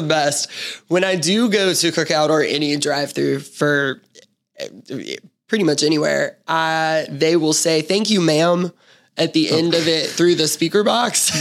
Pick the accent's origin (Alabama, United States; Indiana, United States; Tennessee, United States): Tennessee, United States; Memphis; I'm being from Memphis, born and raised. I was raised in East Memphis